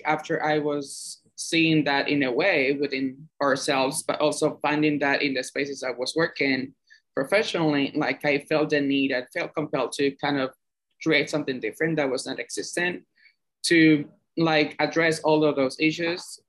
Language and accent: English; Cuba; moved away as an adult; now in New York, United States; I'm from Cuba originally. I moved here seven years ago to the U.S.